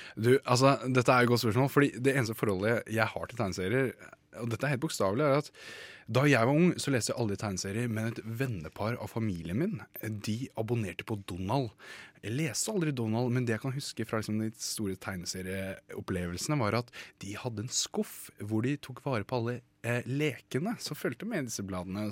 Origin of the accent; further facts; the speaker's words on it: Moss, Østfold, Norway; moved away; jeg er jo fra Moss selv, ja. som er en sånn liten by i Østfold.